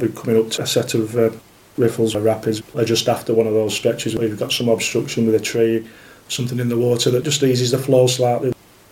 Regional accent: the Ribble and the Darwen, North West England, United Kingdom; I grew up fishing on the Ribble and the Darwen when I was younger

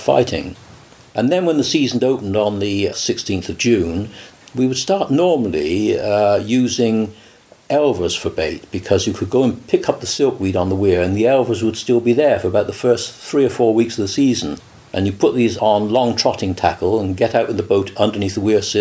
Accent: Cheltenham, South West England, United Kingdom; also born or lived in Somerset; I was born in Cheltenham in Gloucestershire 76 years ago

